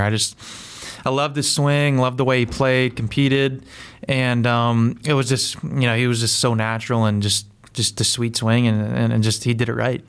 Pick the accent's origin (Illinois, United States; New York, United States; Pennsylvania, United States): Pennsylvania, United States; I'm from Pennsylvania, like I grew up in PA